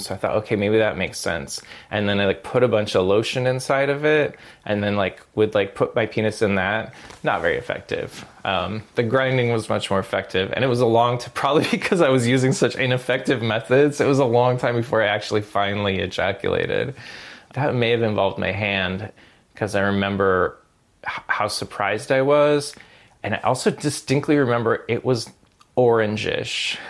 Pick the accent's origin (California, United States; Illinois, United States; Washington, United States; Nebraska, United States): Washington, United States; north of Seattle; grew up north of Seattle in a little housing development of cul-de-sacs called Misty Meadows